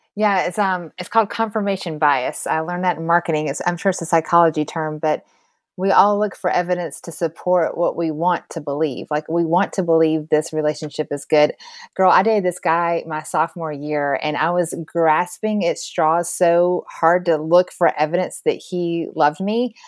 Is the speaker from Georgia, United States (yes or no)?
yes; Georgia, United States; I used to say I was a Christian because I grew up in Georgia